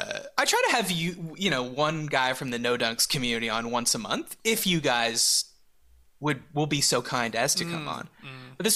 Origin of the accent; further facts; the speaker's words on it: Montreal, Quebec, Canada; growing up in Montreal